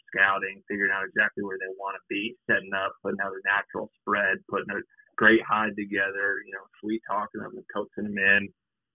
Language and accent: English; Palo Alto, California, United States; moved away; I grew up in Palo Alto, California